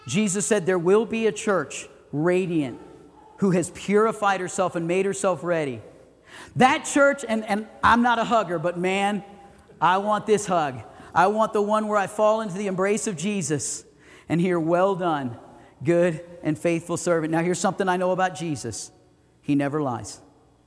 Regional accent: the Everglades, Florida, United States; now in Idaho Falls, United States; I grew up in the Everglades

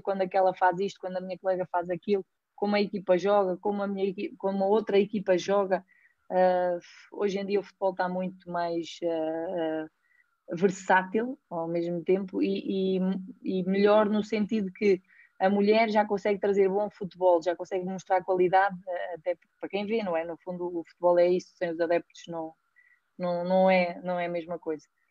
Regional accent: Pedrógão Grande, Leiria District, Portugal; sou natural de Pedrógão

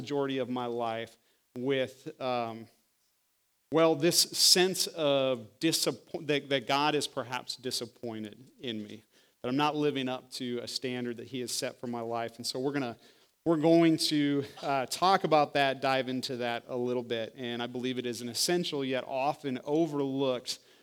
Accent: Iowa, United States; moved away as an adult; I was born and raised in Iowa

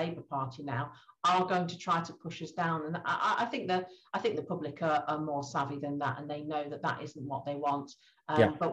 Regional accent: Grimsby, Yorkshire and the Humber, United Kingdom; my hometown, Great Grimsby

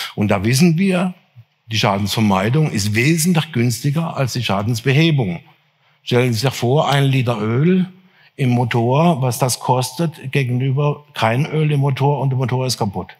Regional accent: near Freiburg im Breisgau, Baden-Württemberg, Germany; Ich bin auf einem der ersten Biohöfe Deutschlands aufgewachsen, in der Nähe von Freiburg im Breisgau

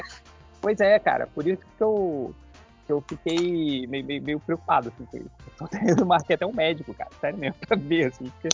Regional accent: Rio de Janeiro, Brazil; now in United States; eu sou do Rio de Janeiro

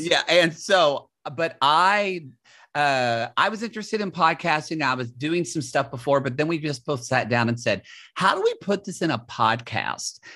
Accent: the South, United States; moved away as an adult; as a gay person, for me, and Jake too, and us growing up in the South

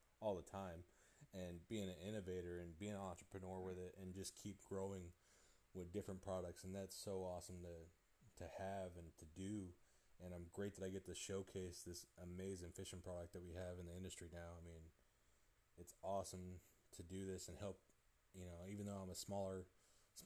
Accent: California, United States; moved away; I'm from California

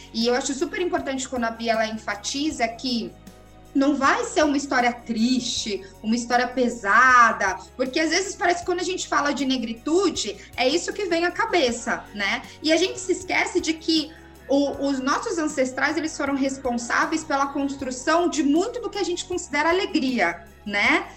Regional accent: Brazil; nós, negros brasileiros, nós somos 56% da população brasileira agora

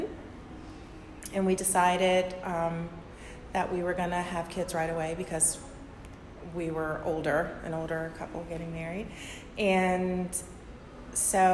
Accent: Detroit, Michigan, United States; moved away as an adult; now in Norfolk, United States; I'm from Detroit

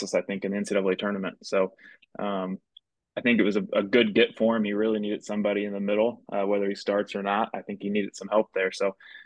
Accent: Illinois, United States; moved away as an adult; I grew up in Illinois

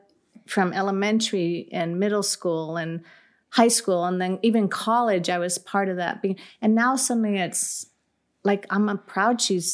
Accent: California, United States; So I'm Californian here, but I like New Mexico.

